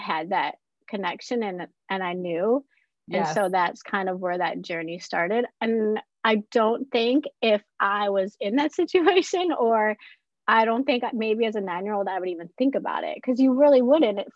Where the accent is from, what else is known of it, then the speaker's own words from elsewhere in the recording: Midwest, United States; we grew up in the Midwest